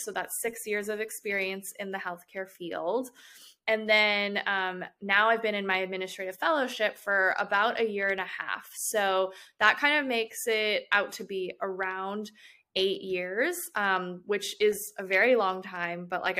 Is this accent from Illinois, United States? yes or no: yes; Chicago, Illinois, United States; now in Atlanta, United States; I'm originally from Chicago, and I went to the University of Illinois at Chicago for both my undergraduate and graduate degrees.